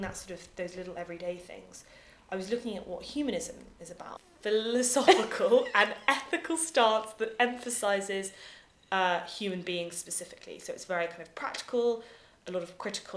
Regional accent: United Kingdom

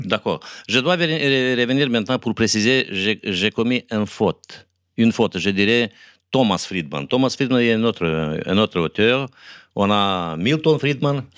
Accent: Moldova

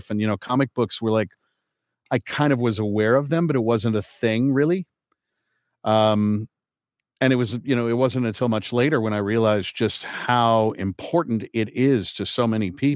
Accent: Kokomo, Indiana, United States; also born or lived in Manhattan, New York; was born at Manhattan Lying In Hospital and lived in Lincoln Towers until I was two. Uh, so right off of West End there, and then um, moved to Kokomo, Indiana.

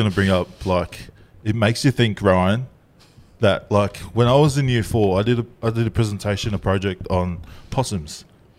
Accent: Tonga; They're like, asked me for like a Medicare card, and I didn't get that when I came from Tonga.

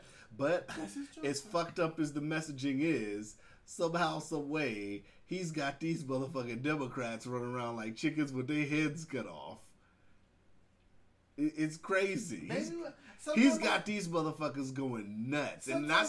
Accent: United States; being an American

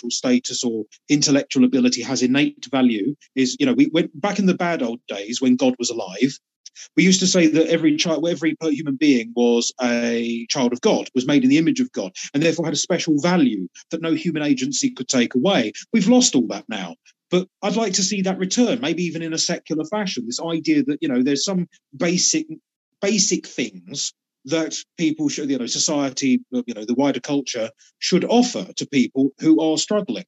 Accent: United Kingdom; I come from the UK and I'm still in the UK

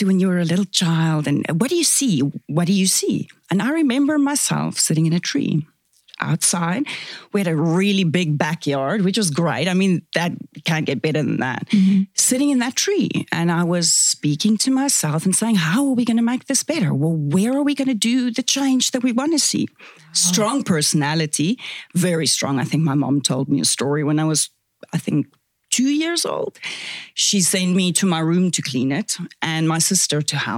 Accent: South Africa; accent: Afrikaans; first language Afrikaans; English is a second language; moved away as an adult; now in Kelowna, Canada; it's also my culture where I'm from. I'm Afrikaans, is my first language, hence the weird accent

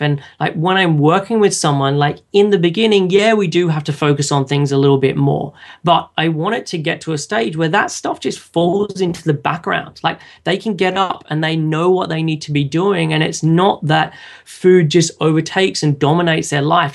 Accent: Sydney, New South Wales, Australia; moved away as an adult; now in London, United Kingdom; I was originally from Sydney in Australia and moved over to London

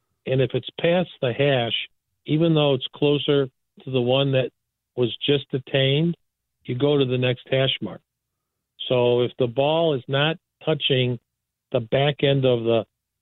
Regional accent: Chicago, Illinois, United States; I grew up in the DePaul neighborhood in the 50s

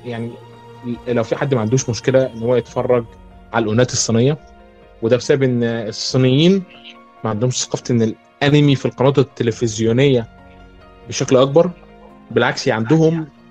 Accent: Egypt; من مصر

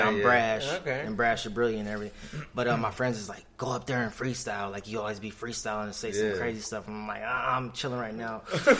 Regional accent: California, United States; moved away as an adult; also born or lived in Japan / Orange County, California / Long Beach, California; now in Phoenix, United States; So I was born in Japan. I grew up most of my life in California. So I lived in like Orange County area, like Huntington Beach, Anaheim, also Lakewood and Long Beach.

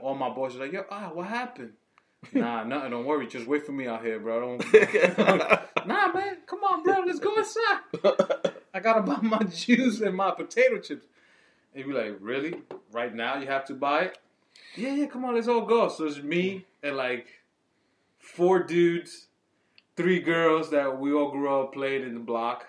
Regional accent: New York City, New York, United States; I grew up in New York City, Washington Heights

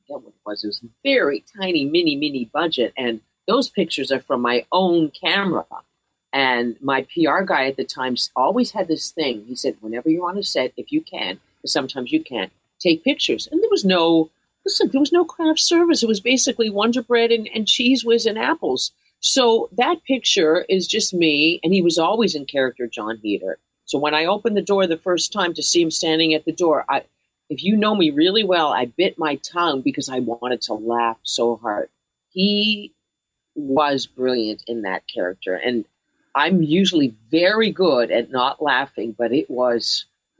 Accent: Canada; moved away

